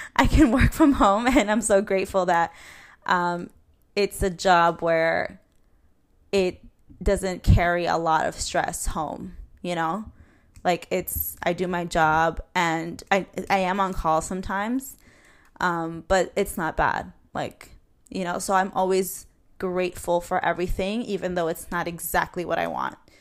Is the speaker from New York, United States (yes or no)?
yes; New York City, New York, United States; I'm from Queens, New York